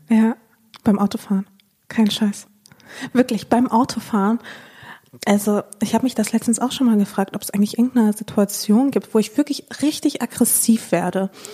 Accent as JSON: {"language": "German", "town": "Dortmund", "region": "North Rhine-Westphalia", "country": "Germany", "tie": "born or raised there", "also_born_or_lived": "Chișinău, Moldova", "said": "wir sind nach Dortmund gezogen."}